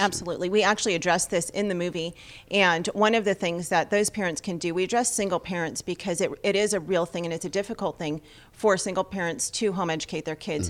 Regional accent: Los Angeles, California, United States; we're from Los Angeles

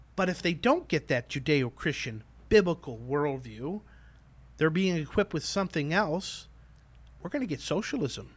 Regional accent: Chicago, Illinois, United States; I grew up in Chicago

